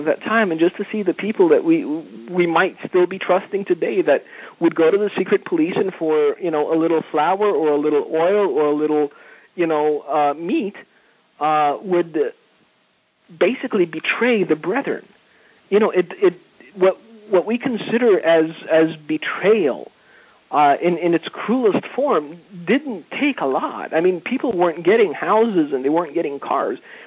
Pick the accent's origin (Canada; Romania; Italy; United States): Romania; moved away; I was a child in a village in Romania